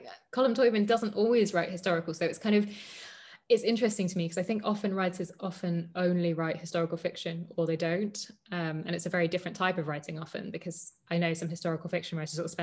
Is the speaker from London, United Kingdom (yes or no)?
yes; London, United Kingdom; I grew up in London